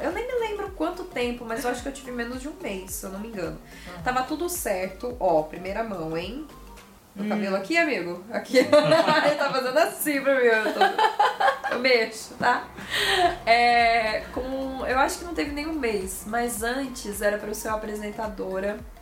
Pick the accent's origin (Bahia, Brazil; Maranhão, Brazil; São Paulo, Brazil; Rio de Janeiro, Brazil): São Paulo, Brazil; Mogi das Cruzes; Nasci em Mogi das Cruzes. É uma cidade vizinha aqui, a Jacareí, né? Onde fica Novo Tempo. Sou mogiana